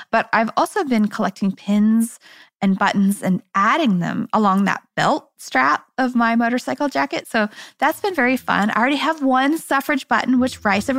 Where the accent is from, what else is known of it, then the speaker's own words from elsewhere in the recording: Kansas City, United States; I'm from Kansas City